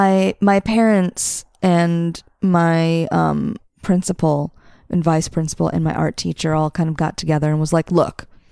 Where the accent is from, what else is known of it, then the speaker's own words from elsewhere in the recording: outside of Milwaukee, Wisconsin, United States; I grew up outside of Milwaukee in Wisconsin.